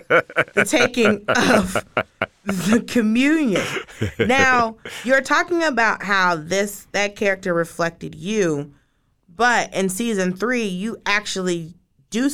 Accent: the South, United States; I'm from the South.

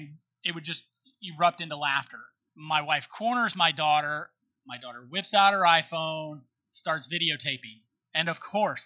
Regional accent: South Mississippi, United States; moved away; we were the epitome of dirt floor poor growing up in South Mississippi.

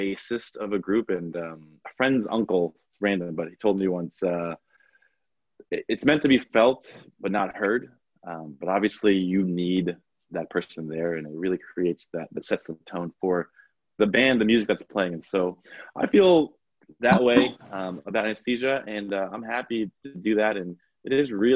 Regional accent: Long Island, New York, United States; also born or lived in Washington, D.C.; I'm from New York. I grew up, born and raised in Long Island, in New York.

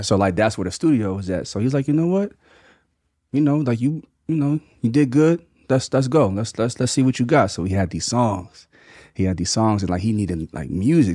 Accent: Mays Landing, New Jersey, United States; also born or lived in Atlantic City, New Jersey; I'm from Maze Landing, New Jersey. It's, which is like twenty minutes from Atlantic City

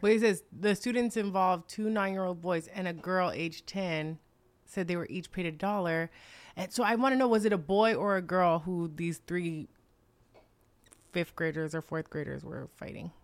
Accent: New York, United States; growing up in New York

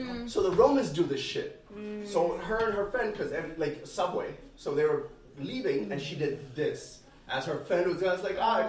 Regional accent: New Jersey, United States; moved away; also born or lived in Texas; I grew up in Jersey, but family's in Texas. I lived in Texas for a few years.

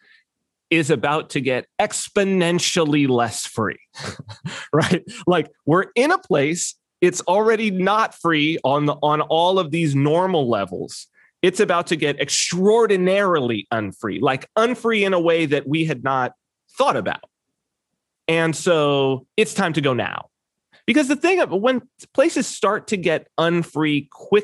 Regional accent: United States; moved away as an adult; also born or lived in California; now in Saipan, Northern Mariana Islands; as an American

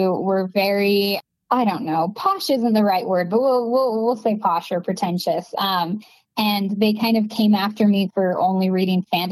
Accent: Vernon, Utah, United States; moved away; I'm from Vernon, Utah, which is a really small farming town. There are more cows than people

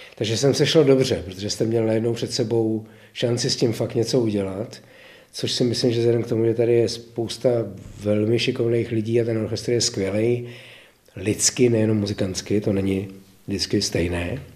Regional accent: Prague, Czechia; also born or lived in České Budějovice; vedle Prahy, kde jsem se narodil a žil jsem tam, nebo žiju tam v podstatě dodnes částečně, a že jsem tam plných 60 let jako naplno

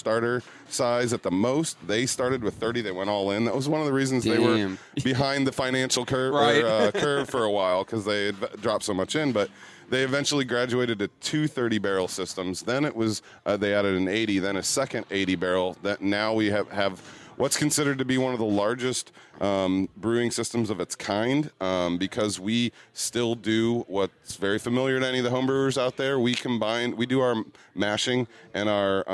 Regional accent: Fort Wayne, Indiana, United States; I'm from Fort Wayne

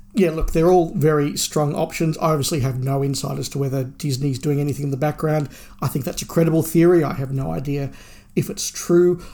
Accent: Australia; being an Australian fan

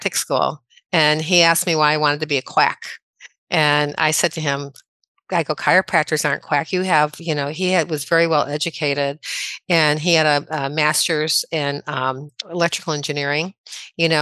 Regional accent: Midwest, United States; moved away; I'm originally from the Midwest.

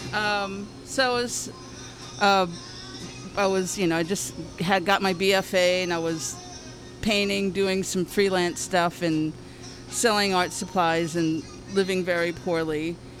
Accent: Harvey, Louisiana, United States; now in San Francisco, United States; I grew up in a little town called Harvey, which is on the west bank of New Orleans, so across the river

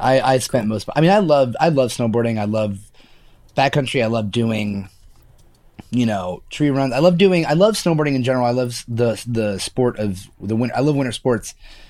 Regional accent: Baltimore, Maryland, United States; also born or lived in Lewes, Delaware; I was born in Lewis, Delaware. I lived in Delaware for probably, I don't know, 2 years. I have no recollection of Delaware besides there was a beach, right? My childhood was spent in Baltimore, Maryland, which I like to think that I'm from.

